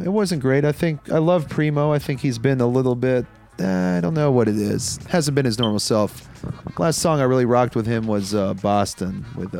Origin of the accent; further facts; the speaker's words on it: Pakistan; No offense to Pakistanis. I am Pakistani, so maybe a little offense.